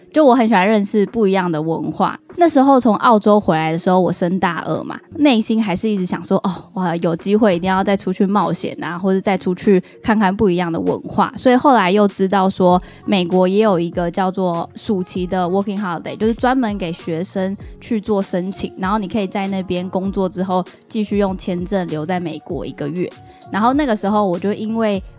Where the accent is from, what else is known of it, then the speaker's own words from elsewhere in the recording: Keelung, Taiwan; 虽然是基隆人，但是我大学是读台艺大戏剧系